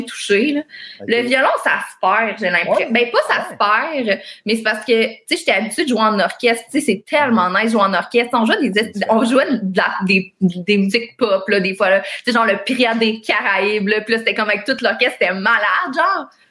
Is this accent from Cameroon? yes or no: no; Longueuil, Quebec, Canada; also born or lived in Greenfield Park; j'ai grandi à Longueuil, sur la rive sud